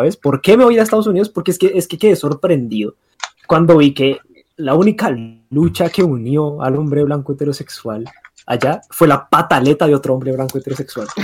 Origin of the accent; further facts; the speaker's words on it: Colombia; siendo eh, colombianos